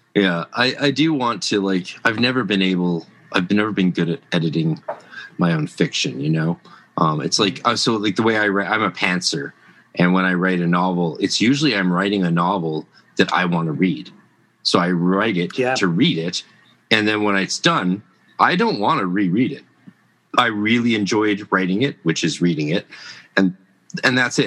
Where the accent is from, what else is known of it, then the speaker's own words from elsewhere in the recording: Canada; I'm Canadian